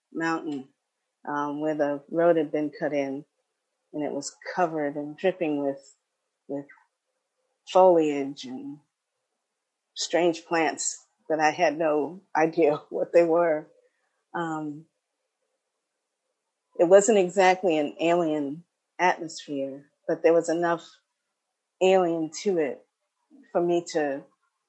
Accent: New York, United States; moved away as an adult; I just moved back to New York a couple of weeks ago. So I'm in a very new place for me, very new atmosphere, lots of noise that I'm not used to, even though I grew up here in New York.

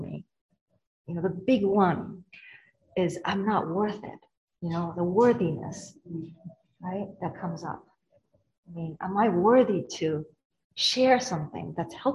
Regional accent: Japan; moved away; I come from Japan

